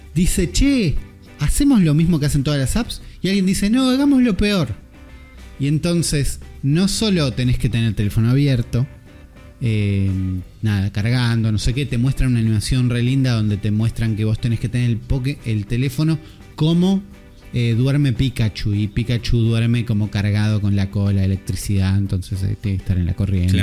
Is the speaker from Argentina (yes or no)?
yes; Argentina